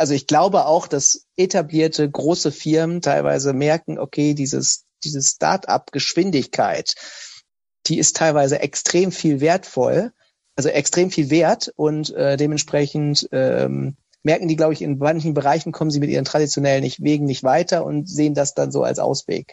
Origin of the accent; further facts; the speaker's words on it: Osnabrück, Lower Saxony, Germany; ich bin in Osnabrück aufgewachsen, habe ihr Abitur gemacht